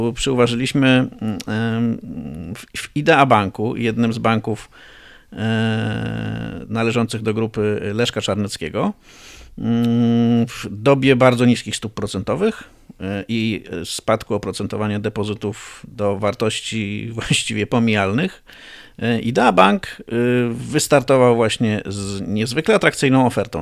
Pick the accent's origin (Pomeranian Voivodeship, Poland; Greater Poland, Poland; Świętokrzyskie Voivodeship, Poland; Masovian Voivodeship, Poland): Greater Poland, Poland; pochodzę z Wielkopolski